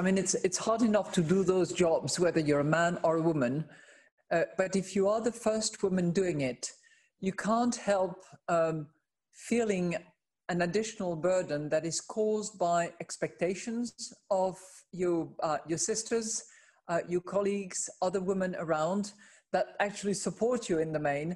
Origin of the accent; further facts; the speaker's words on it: France; based out of my home country, which is France